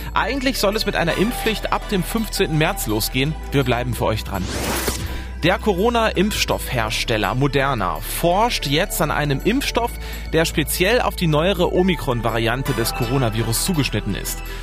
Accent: Germany; Bei uns in Deutschland

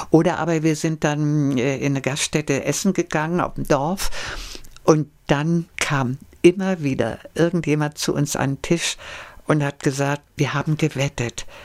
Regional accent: Belgium; ja, ich bin Belgier.

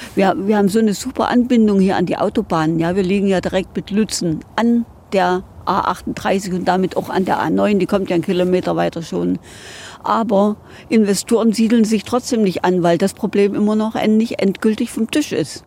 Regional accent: Großgrimma, Saxony-Anhalt, Germany; meiner Heimat, Großkrümmer, ist der große Ort gewesen

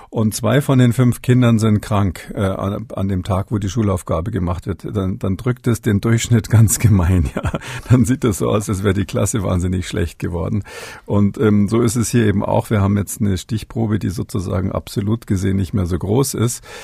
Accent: Munich, Bavaria, Germany; born there; da ich ja gebürtiger Münchner bin, ist es natürlich so, dass ähm, ich nicht drumherum

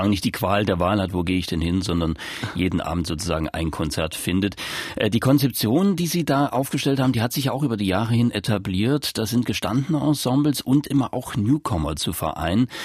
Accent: Leipzig, Saxony, Germany; Ja, man hat so ein bisschen das Gefühl, als Leipziger zumindest, das hat es schon immer gegeben und es ist gar nicht wegzudenken, A Cappella.

